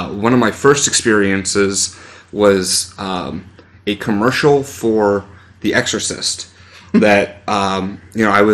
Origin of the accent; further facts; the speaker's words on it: Alabama, United States; moved away; I'm from Alabama